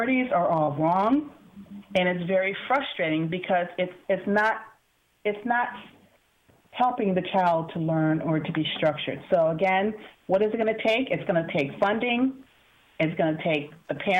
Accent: Bridgeport, Connecticut, United States; growing up in Bridgeport Public Schools back in the 70s

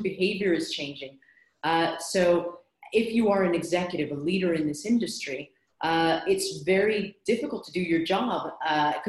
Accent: United States; accent: American; moved away as an adult; now in London, United Kingdom; by my accent, you can tell that I'm American, although I've lived here in London for 18 years now

